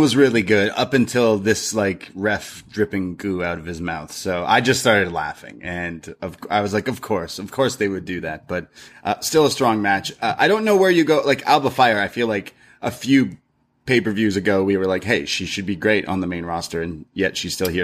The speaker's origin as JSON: {"language": "English", "country": "Canada", "said": "We're Canadian and British"}